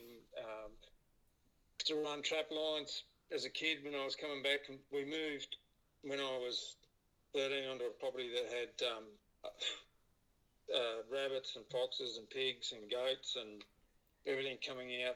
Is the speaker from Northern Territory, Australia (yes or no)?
no; New South Wales, Australia; I grew up in New South Wales